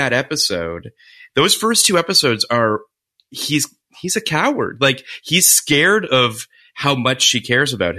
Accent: Canada; I'm Canadian

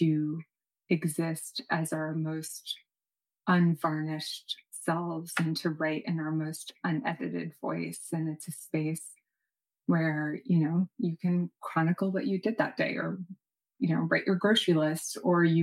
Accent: New York City, New York, United States; I was born in New York City

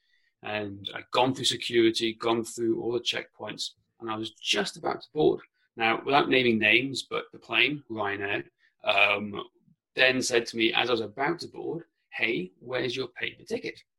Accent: mid Wales, United Kingdom; first language Welsh; English is a second language; growing up on a farm in mid Wales, and also with I'd say, English is my second language. Welsh is my first language.

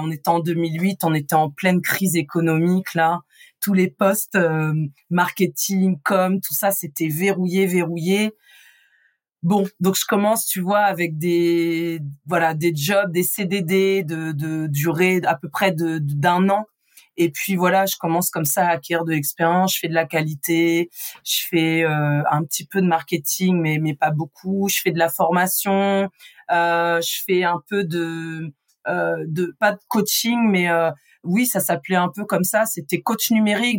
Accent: Rouen, Normandy, France; J'ai grandi euh, en Normandie, donc dans l'agglomération rouennaise. Je suis une vraie rouennaise

